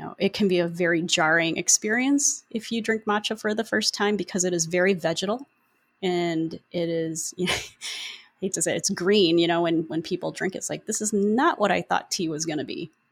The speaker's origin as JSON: {"language": "English", "country": "Philippines", "said": "I am Filipino"}